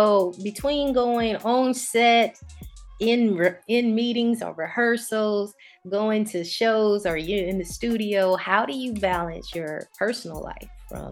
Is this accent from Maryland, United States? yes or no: no; Atlanta, Georgia, United States; because I'm from Atlanta